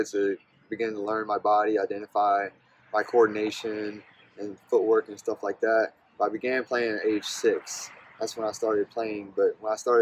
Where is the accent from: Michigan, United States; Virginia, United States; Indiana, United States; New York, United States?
Virginia, United States; Ladysmith; I grew up in a small town in Caroline County named Ladysmith, and my family has been on the same street for five generations